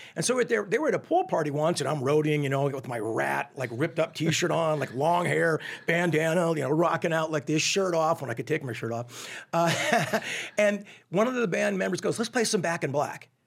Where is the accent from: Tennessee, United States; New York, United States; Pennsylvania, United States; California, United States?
California, United States; Newport Beach; also born or lived in Connecticut; I was born in Connecticut. And then I moved out when I was eight years old to, uh, Orange County, Newport Beach in particular. So I feel for all intents and purposes, I was raised in Southern California.